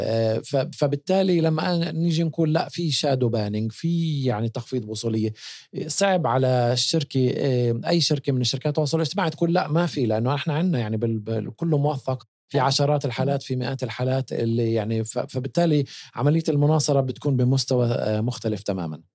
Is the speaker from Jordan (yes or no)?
no; Palestine; إحنا كفلسطينيين